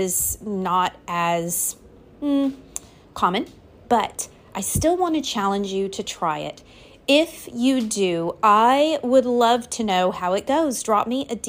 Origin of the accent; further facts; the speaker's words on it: Louisiana, United States; also born or lived in the North (US); I live in Louisiana